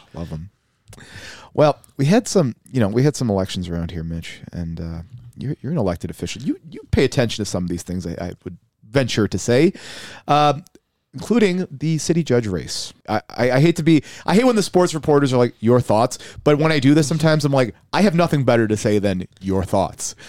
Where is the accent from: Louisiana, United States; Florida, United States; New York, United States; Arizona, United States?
New York, United States; Buffalo; growing up in South Buffalo, West Seneca is right there